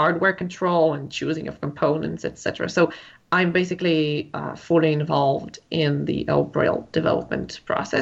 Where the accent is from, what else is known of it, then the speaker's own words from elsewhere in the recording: Israel; I am from Israel.